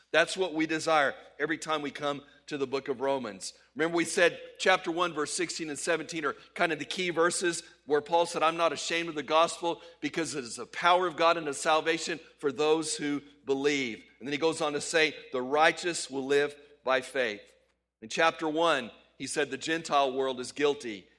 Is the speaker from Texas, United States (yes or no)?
yes; El Paso, Texas, United States; moved away; since I lived there in El Paso where I grew up.